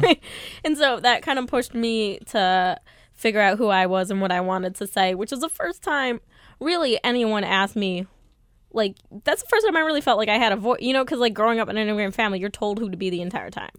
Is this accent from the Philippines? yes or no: no; Mundelein, Illinois, United States; moved away as an adult; now in New York, United States; I grew up in Mundelein, Illinois, very small town